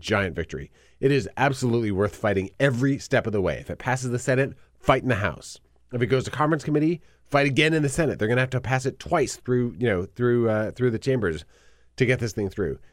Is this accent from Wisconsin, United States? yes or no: yes; Wisconsin, United States; I'm from Wisconsin